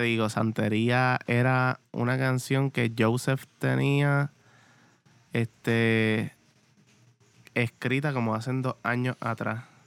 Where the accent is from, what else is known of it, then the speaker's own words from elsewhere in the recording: Morovis, Puerto Rico; yo soy de acá de Morovis